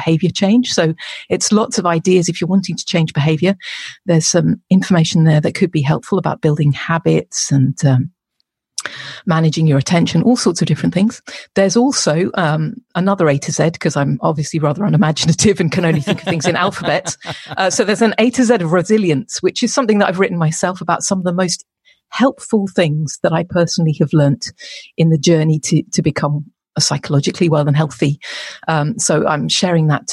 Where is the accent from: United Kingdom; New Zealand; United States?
United Kingdom; England